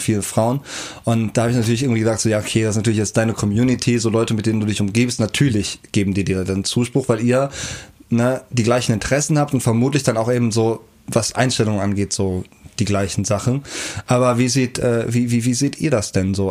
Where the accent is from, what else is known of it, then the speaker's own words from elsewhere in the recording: Kerpen, North Rhine-Westphalia, Germany; Wenn ich über mein Heimatdorf rede, Kerpen